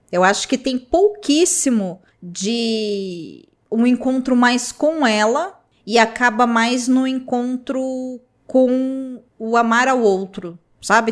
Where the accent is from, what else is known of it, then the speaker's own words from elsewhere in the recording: Brazil; sendo brasileiro